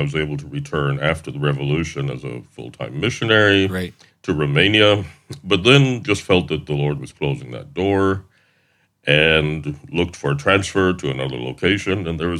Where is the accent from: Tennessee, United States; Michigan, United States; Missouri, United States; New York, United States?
Tennessee, United States; Wayne County, Middle; first language English; moved away as an adult; now in Wales, United Kingdom; I'm from Tennessee originally.